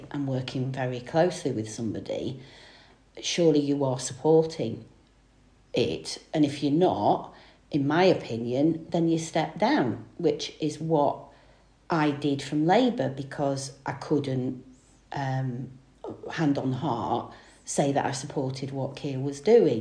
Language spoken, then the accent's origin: English; Stockport, North West England, United Kingdom; also born or lived in Manchester; I was born in Manchester, but grew up in Greater Manchester in the Stockport area